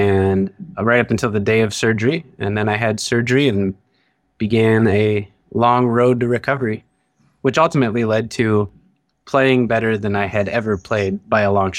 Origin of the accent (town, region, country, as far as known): Ohio, United States; moved away